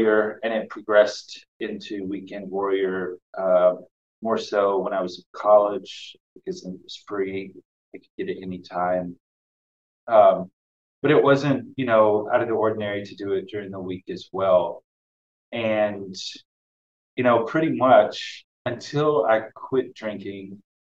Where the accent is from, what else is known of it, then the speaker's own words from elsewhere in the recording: the South, United States; also born or lived in Boston, United States; now in Providence, United States; growing up in the South, in a small town of about 1,600 people